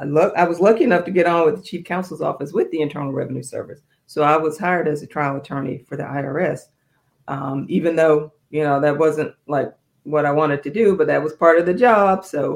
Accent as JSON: {"language": "English", "town": "Fayetteville", "region": "North Carolina", "country": "United States", "tie": "born or raised there", "also_born_or_lived": "Georgia, United States", "said": "I was born here in Georgia at Fort Benning, Army brat. So my father got orders to Fort Bragg. I did most of my growing up in North Carolina, Fayetteville and Fort Bragg."}